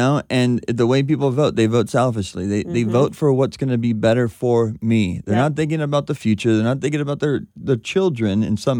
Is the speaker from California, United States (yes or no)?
yes; Southern California, United States; growing up in Southern California, you got to drive on these freeways all the time.